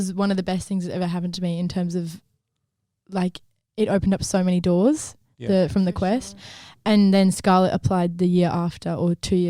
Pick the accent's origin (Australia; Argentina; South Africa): Australia; Perth, Western Australia; So I was born in Perth.